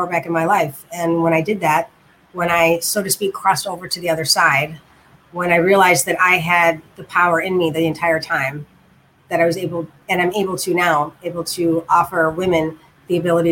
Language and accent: English; Chicago, Illinois, United States; also born or lived in Germany / West Lafayette, Indiana; I'm from Chicago. Yes, Chi-Chi Town. I've lived here for most of my life, except for 8 years when I lived in Germany